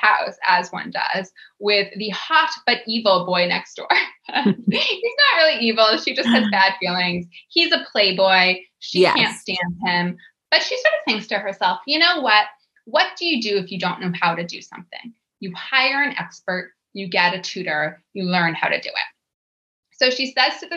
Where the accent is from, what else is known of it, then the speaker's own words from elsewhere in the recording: Boston, Massachusetts, United States; I'm from Boston. I grew up going to the Cape